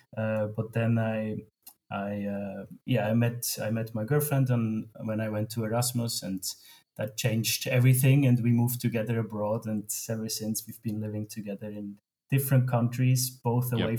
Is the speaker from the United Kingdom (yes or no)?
no; Switzerland; I grew up in Switzerland, and we have an amazing education system